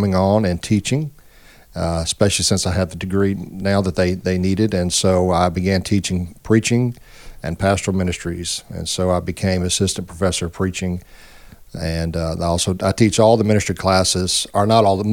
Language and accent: English; Lake Charles, Louisiana, United States; moved away as an adult; also born or lived in Southeast Texas / Fort Worth; my wife and I grew up in Lake Charles